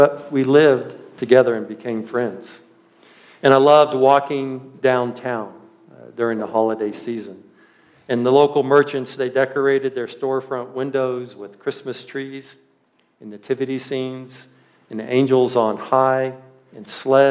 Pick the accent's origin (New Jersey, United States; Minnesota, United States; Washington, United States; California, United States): Washington, United States; central; now in Mancos, United States; I lived my early elementary years in a very small agricultural community, probably just a little bit bigger than Mancos in central Washington